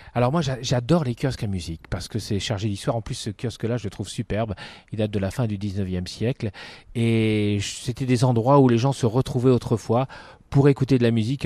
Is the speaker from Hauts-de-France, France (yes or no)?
yes; Dunkirk, Hauts-de-France, France; also born or lived in Lille / Paris; now in Amiens, France; J'ai grandi à Dunkerque.